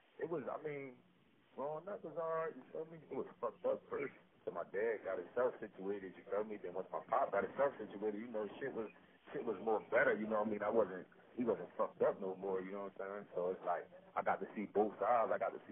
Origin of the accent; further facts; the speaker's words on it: Atlantic City, New Jersey, United States; I'm 34, man, from Atlantic City, Los Angeles.